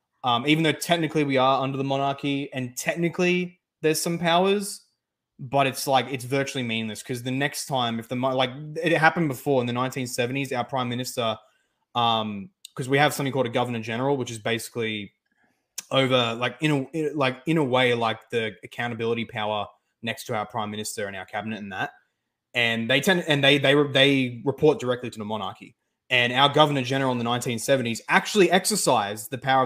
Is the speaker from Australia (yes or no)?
yes; Australia; she's an immigrant from Lebanon. So I just fully embrace them both. Like, one day I'll be like, yep, I'm a proud, epic European Aussie, Straya